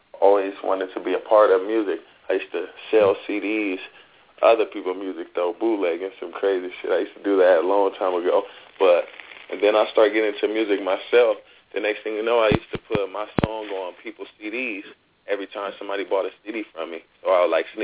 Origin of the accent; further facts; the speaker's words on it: Los Angeles, California, United States; I'm from South Central L.A.